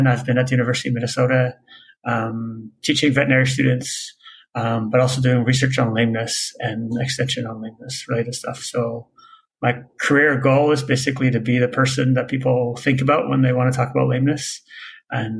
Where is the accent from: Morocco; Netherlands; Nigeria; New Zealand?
Netherlands; now in Canada; I'm originally actually from Holland, went to vet school in Canada